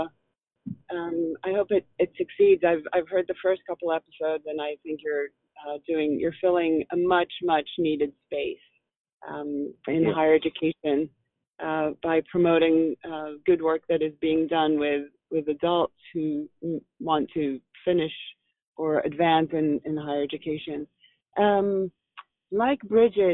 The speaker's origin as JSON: {"language": "English", "town": "Philadelphia", "region": "Pennsylvania", "country": "United States", "tie": "born or raised there", "said": "my hometown of Philadelphia"}